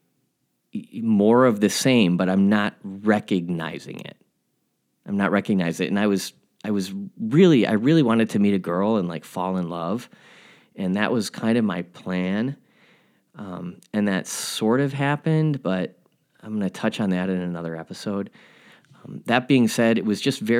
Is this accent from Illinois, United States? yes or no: yes; Glendale, Illinois, United States; I'm from Glendale, Illinois